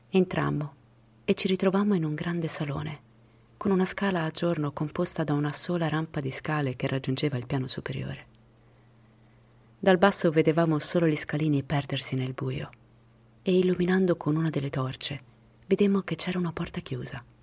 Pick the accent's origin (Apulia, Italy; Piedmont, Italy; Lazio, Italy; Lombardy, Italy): Lazio, Italy; Rome; born there; Ciao a tutti … sono nato a Roma nel 1979.